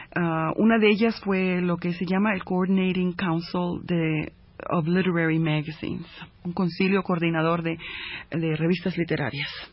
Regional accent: Chicago, Illinois, United States; also born or lived in Coahuila, Mexico; yo como ah, chicana ah, criada en, Chicago, eh, originaria de Coahuila

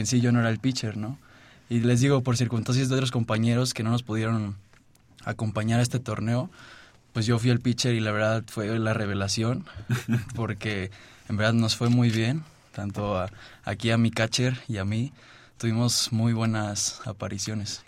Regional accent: Oaxaca, Mexico; also born or lived in Mexico City; yo nací aquí en la Ciudad de México, pero desde muy chiquito me fui a Oaxaca. Desde los dos años me fui a Oaxaca. Entonces allá hay ligas infantiles y todo, y la verdad ahí fue mi, mi crianza en el béisbol

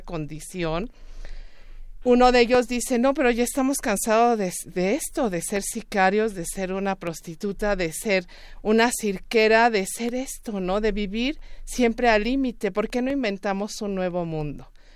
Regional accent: Juchitán, Oaxaca, Mexico; yo soy oaxaqueña, soy de Juchitán, Oaxaca

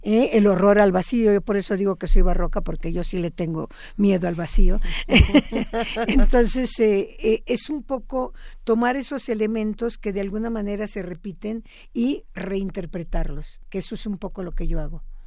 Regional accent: Mexico

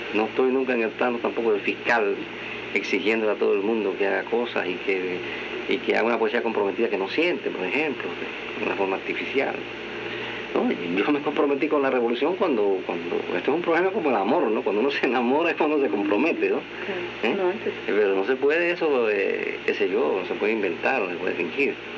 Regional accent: Cuba; en mi país

